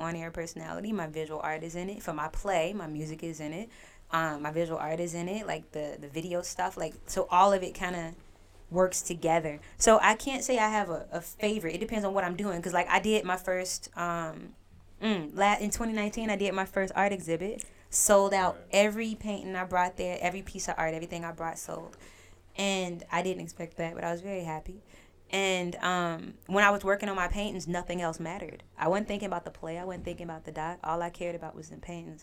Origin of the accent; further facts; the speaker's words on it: Inglewood, California, United States; I'm a black girl, like I'm from Inglewood